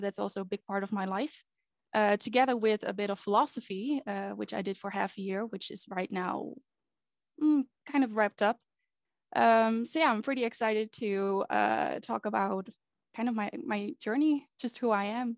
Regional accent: Netherlands; I've been born and raised in the Netherlands.

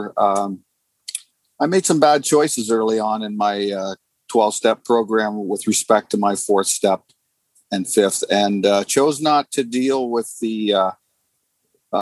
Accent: Sarnia, Ontario, Canada; I'm from Sarnia, Ontario, Canada

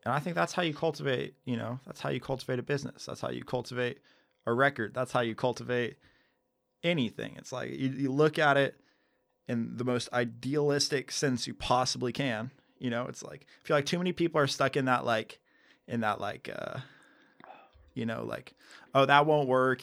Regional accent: United States; I'm an American. I love America

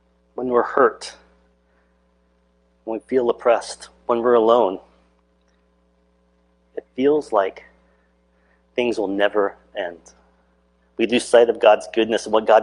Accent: Alaska, United States; growing up in Alaska

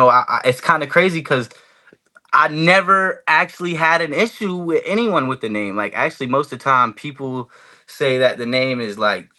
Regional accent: Broward County, Florida, United States; I'm from 954 Broward County.

